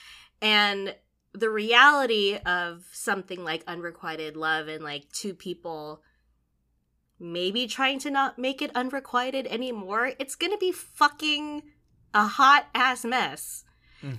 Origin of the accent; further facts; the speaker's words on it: Philippines; The added layer of like being Filipino, because like in our culture, it's like there's so much toxic positivity, you know?